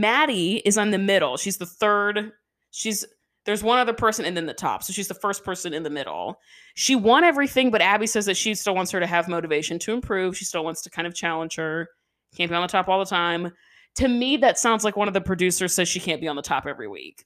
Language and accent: English; the South, United States; we're from the South